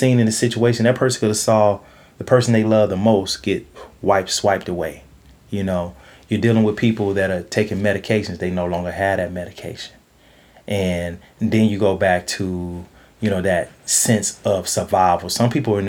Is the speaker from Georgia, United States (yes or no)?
yes; Georgia, United States; now in Los Angeles, United States; I'm from Georgia